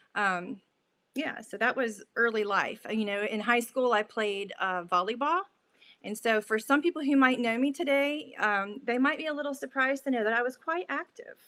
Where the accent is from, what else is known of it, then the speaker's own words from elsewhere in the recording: Middleburg, Florida, United States; also born or lived in Jacksonville, Florida; when I was two, we uh, moved to a little town outside of Jacksonville called Middleburg, Florida. So, that is where I spent all of my days uh, growing up